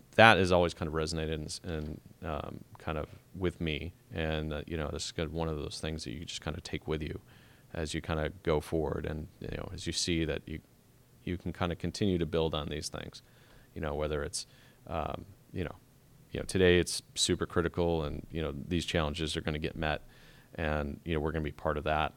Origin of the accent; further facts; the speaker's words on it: Chicago, Illinois, United States; moved away; I'm originally from Chicago